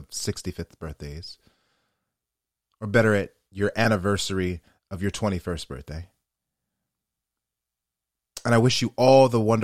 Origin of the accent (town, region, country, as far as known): West Chester, Pennsylvania, United States; born or raised there